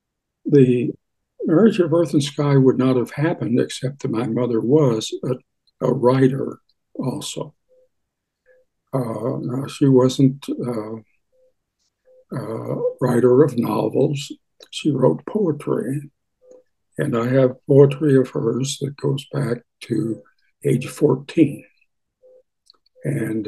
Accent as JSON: {"language": "English", "town": "Springfield", "region": "Missouri", "country": "United States", "tie": "born or raised there", "also_born_or_lived": "Denver, Colorado / Fort Worth, Texas / Michigan", "moved": "as an adult", "lives_now": "Tucson, United States", "said": "I was born in Springfield, Missouri, and raised there"}